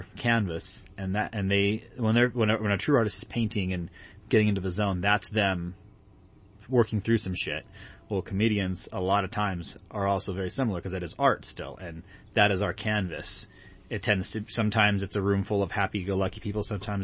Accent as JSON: {"language": "English", "area": "South Orange County", "region": "California", "country": "United States", "tie": "born or raised there", "also_born_or_lived": "Santa Ana, California / Pismo Beach, California / Los Angeles, California", "moved": "as an adult", "said": "I grew up in South Orange County, kind of by the beach areas."}